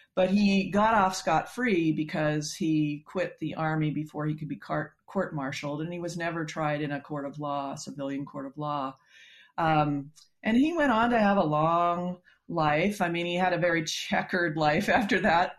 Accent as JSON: {"language": "English", "region": "Colorado", "country": "United States", "tie": "born or raised there", "moved": "yes", "said": "I grew up in Colorado"}